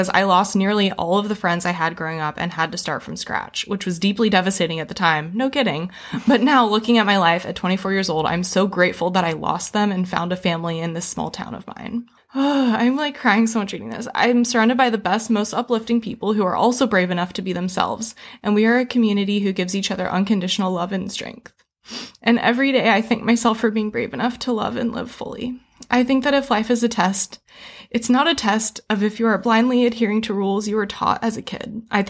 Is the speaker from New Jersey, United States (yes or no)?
no; Fresno, California, United States; moved away as an adult; I grew up in California, so you'd think it'd be liberal, but I'm from Fresno. Anything Central California is basically Texas.